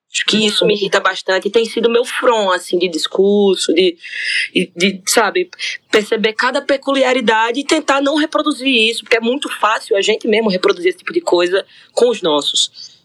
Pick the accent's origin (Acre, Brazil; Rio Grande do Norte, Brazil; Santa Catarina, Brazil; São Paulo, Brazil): Rio Grande do Norte, Brazil; Natal; moved away as an adult; also born or lived in Parnamirim; Natal e Parnamirim, que são dois municípios que conurbaram ali, que foi por onde eu cresci